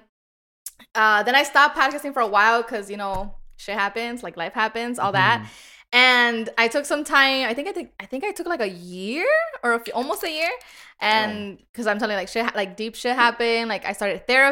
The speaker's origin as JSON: {"language": "English", "town": "Chicago", "region": "Illinois", "country": "United States", "said": "I'm from Humboldt Park"}